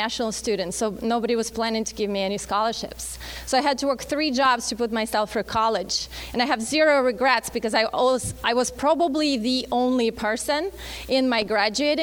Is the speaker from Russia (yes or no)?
yes; Russia; English is a second language; moved away as an adult; now in Phoenix, United States; I actually was born and raised in Russia, moved here right before I turned 21